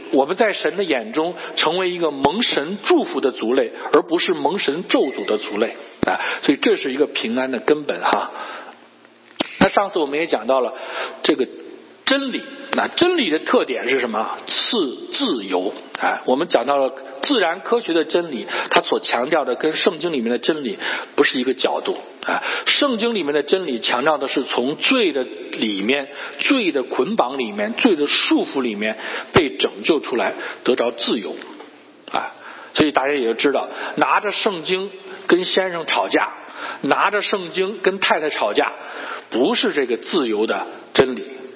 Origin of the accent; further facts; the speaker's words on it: Shandong, China; now in Cleveland, United States; 我是山东人